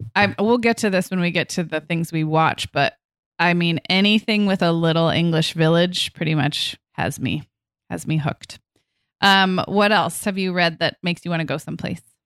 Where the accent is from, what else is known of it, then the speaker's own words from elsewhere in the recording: Santa Barbara, California, United States; I grew up here in Santa Barbara, which, as you know, is a very beautiful part of California